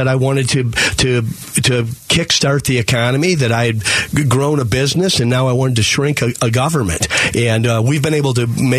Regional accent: Toledo, Ohio, United States; I came out from Toledo, Ohio.

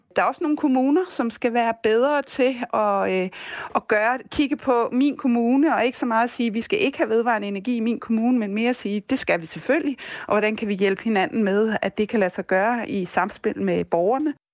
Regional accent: Denmark; vi som danskere

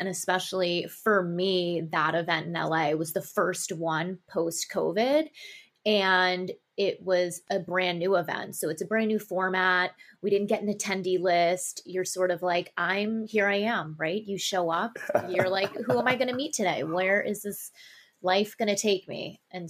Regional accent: Tokyo, Japan; also born or lived in New York / Sydney; I was born in New York and I spent most of my childhood in Tokyo, Japan and Sydney, Australia. So I had a very cross cultural upbringing

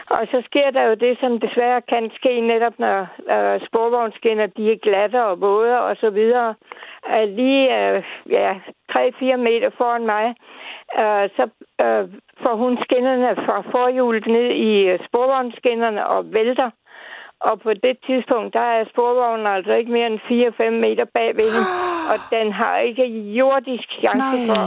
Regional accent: Odense, Southern Denmark, Denmark; vi skal en 6 år tilbage til min fødeby Odense.

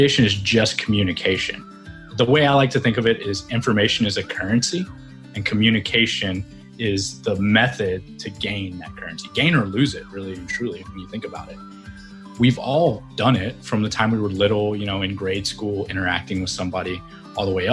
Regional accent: Fairfield, Texas, United States; moved away as an adult; I grew up in a small town in Texas near Dallas.

